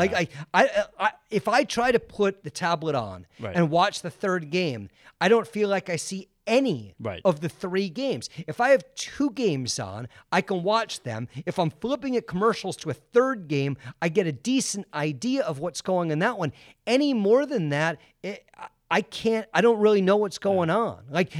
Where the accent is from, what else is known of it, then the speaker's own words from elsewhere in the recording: West Coast, United States; I grew up on the West Coast. NFL football starts at 10 a.m.